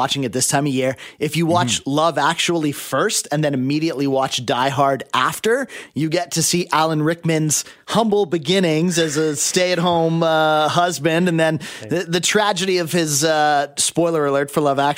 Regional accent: Abbotsford, British Columbia, Canada; I grew up in Abbotsford.

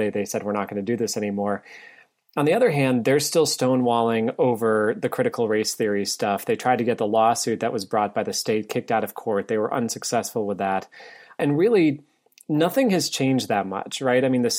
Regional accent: Northeast, United States; Where I grew up in the Northeast, it was almost always after Labor Day we would go back, or just before Labor Day, depending on the year.

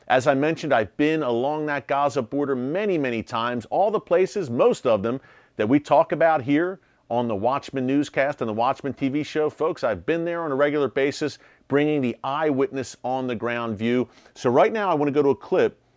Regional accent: United States; I'm an American

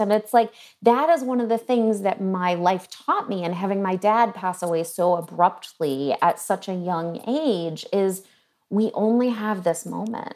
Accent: New England, United States; I was born in New England

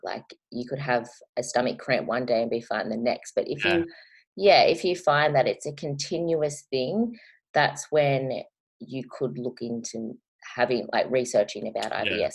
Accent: Australia; I am an Australian YouTuber.

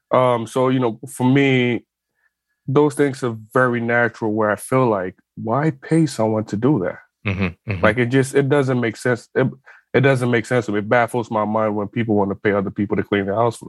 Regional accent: Ghana; moved away as an adult; So I'm originally from West Africa. I'm from Ghana. I was born there. I lived there for 18 years. And in most part, you know, and I'm from a middle class family.

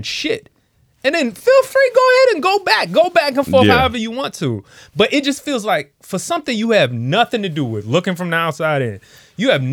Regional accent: Washington, District of Columbia, United States; I'm from D.C.

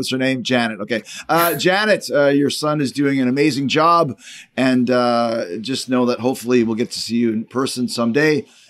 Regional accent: Winnipeg, Manitoba, Canada; moved away as an adult; now in Tampa, United States; like all the places I've lived, to me, I'm from Winnipeg. Where am I right now? In Tampa, Florida. This is where my kids live here. My family's from here. My house is here. But I'm a Winnipegger through and through, and always will be.

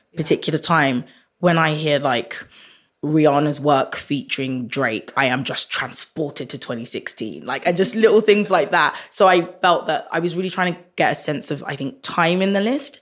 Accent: Croydon, London, United Kingdom; growing up in Croydon

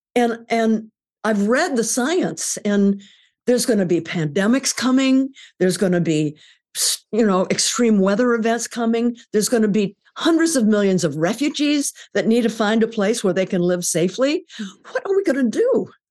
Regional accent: California, United States; I grew up in California in the forties, and there was never any smog

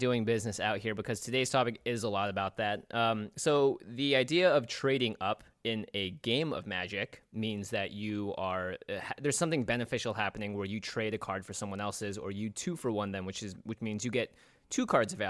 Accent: Seattle, Washington, United States; we grew up in Seattle, too.

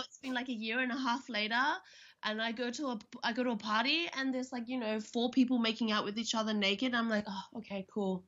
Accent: Australia; now in Berlin, Germany; I'm from Australia

